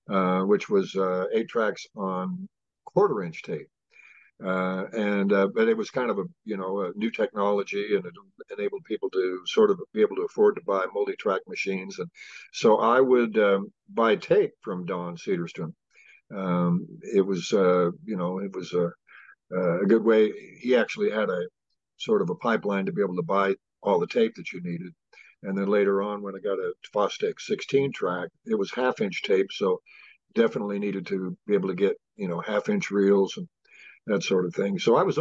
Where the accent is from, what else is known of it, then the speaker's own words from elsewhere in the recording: Idaho Falls, Idaho, United States; also born or lived in Boise, Idaho; I was born in Idaho Falls and grew up there, and then moved to Boise to come to college and stayed for a good long time.